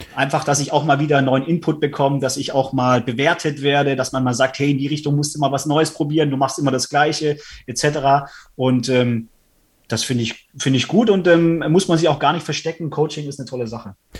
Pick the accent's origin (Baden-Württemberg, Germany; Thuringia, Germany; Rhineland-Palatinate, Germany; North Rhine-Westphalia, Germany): Baden-Württemberg, Germany; Stuttgart; Ich komme ja aus Stuttgart